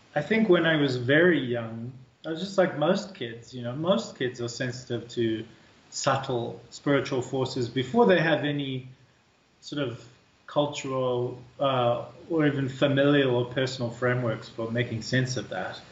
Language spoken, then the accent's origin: English; South Africa; moved away; Growing up in South Africa, too, uh, we're such a ethnically, culturally, linguistically, religiously diverse country.